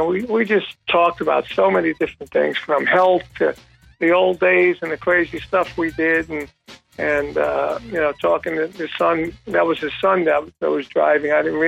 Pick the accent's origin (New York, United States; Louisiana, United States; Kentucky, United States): New York, United States; that's my hometown